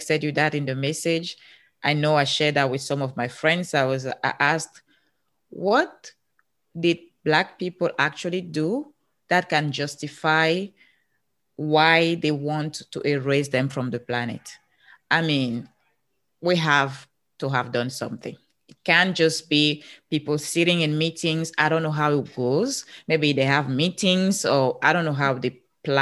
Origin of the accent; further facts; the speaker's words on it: Cameroon; English is a second language; moved away as an adult; now in United States; I'm from Africa.